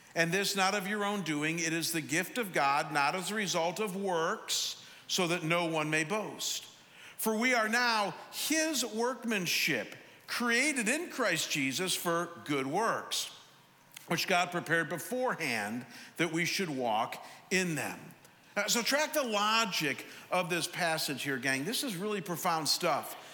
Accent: Cleveland, Ohio, United States; I'm from Cleveland, but I went to Chicago

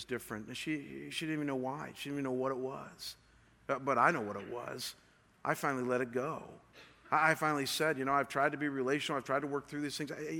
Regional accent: Cleveland, Ohio, United States; moved away; I come from Cleveland, Ohio

